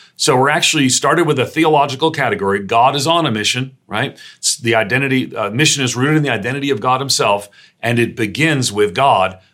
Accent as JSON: {"language": "English", "region": "New York", "country": "United States", "also_born_or_lived": "Northeastern United States", "said": "I'm a New Yorker"}